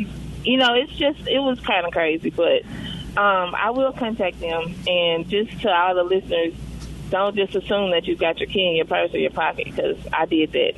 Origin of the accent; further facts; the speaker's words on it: Hazlehurst, United States; moved away; my hometown to Hazelhurst